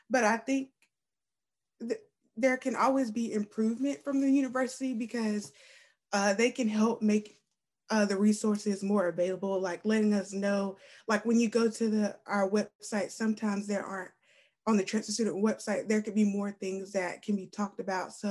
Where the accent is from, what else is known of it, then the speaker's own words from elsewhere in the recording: Spartanburg, South Carolina, United States; like I came from Spartanburg and that was a whole different type of environment.